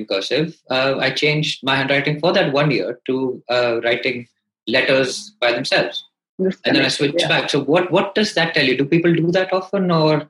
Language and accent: English; India; also born or lived in Calcutta / Hyderabad / Delhi; So I grew up in India. I studied in Calcutta for 6 years.